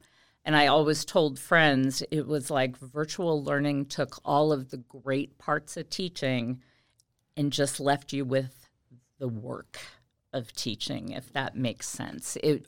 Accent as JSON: {"language": "English", "region": "Kentucky", "country": "United States", "tie": "born there", "said": "I was born in Kentucky. But my family moved around quite a bit."}